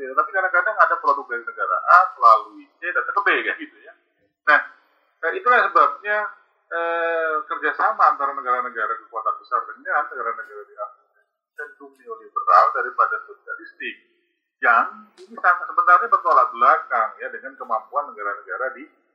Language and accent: Indonesian; Indonesia; kita dari Indonesia